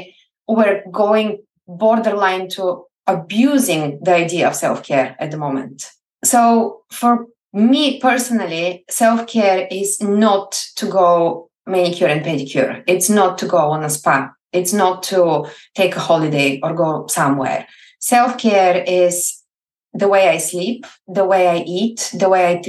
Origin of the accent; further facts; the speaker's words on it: Plovdiv, Plovdiv Province, Bulgaria; English is a second language; moved away as an adult; now in Scotland, United Kingdom; I grew up in Bulgaria and I was born and bred in the oldest city still functioning in Europe, Plovdiv